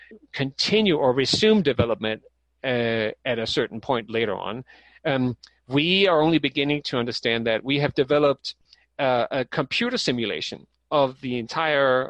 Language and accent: English; Denmark; moved away; I'm from Denmark myself